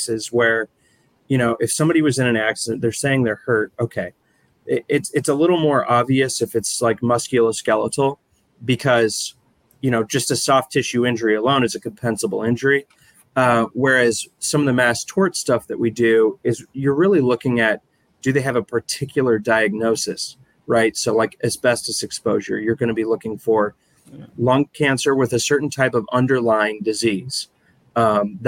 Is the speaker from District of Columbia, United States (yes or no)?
no; Minneapolis, Minnesota, United States; moved away as an adult; now in St. Louis, United States; I grew up in Minneapolis. I came down to St. Louis sort of on a whim, really